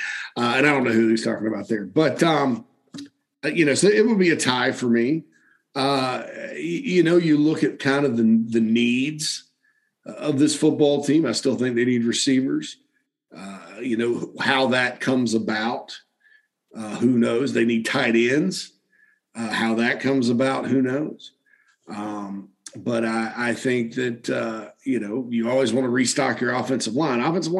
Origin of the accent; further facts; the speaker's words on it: Spartanburg, South Carolina, United States; She is in my hometown of Spartanburg